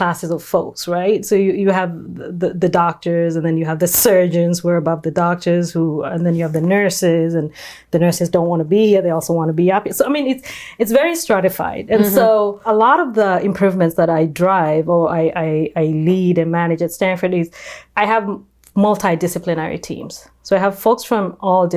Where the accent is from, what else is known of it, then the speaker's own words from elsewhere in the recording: Kenya; now in California, United States; I was born and raised in Kenya